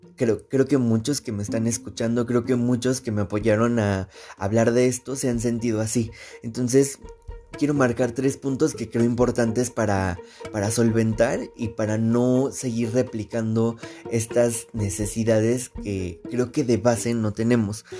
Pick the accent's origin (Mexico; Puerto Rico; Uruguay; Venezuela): Mexico; nosotros eh, como mexicanos